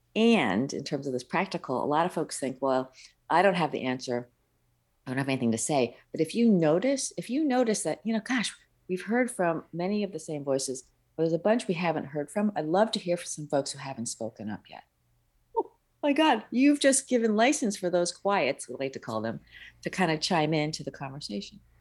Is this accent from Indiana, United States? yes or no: no; upstate New York, United States; English is a second language; my parents were from overseas. Uh, my dad's from the mainland and my mom is from Hong Kong. So we were first generation born in the States in upstate New York